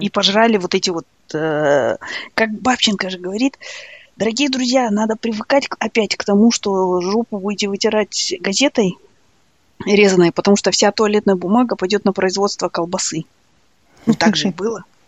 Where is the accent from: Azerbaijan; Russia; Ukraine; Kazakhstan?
Kazakhstan; Almaty; moved away; мы казахи